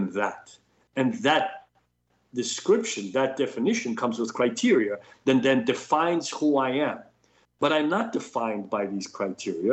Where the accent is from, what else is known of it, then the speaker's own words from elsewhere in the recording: New York City, New York, United States; I grew up in New York City